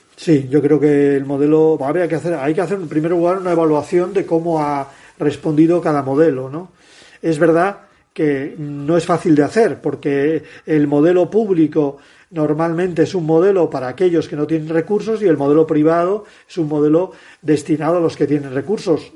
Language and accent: Spanish; Asturias, Spain; Mi tierra